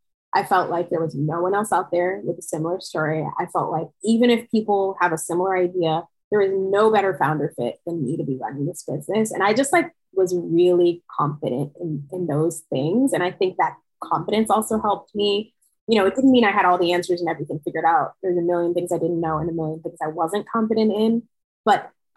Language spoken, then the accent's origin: English; New York, United States; I'm from New York.